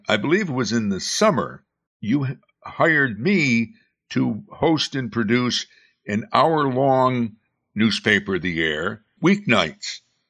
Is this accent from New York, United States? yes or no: yes; Amsterdam, New York, United States; our mutual hometown, Amsterdam, New York, in the Mohawk Valley, the former Carpet City.